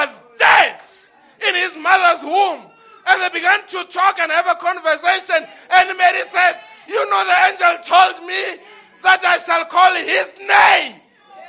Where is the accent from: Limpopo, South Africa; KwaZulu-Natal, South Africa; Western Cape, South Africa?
Limpopo, South Africa; Lebowakgomo; I grew up in Limpopo, the place called Luwahong.